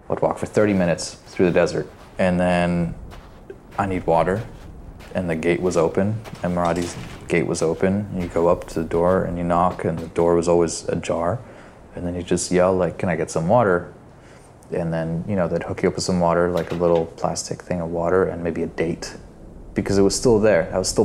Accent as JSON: {"language": "English", "country": "Syria", "said": "Where are you from? Syria. My mom, I think she probably tried to do the best that she could to kind of instill a sense of identity, like a Syrian identity in us"}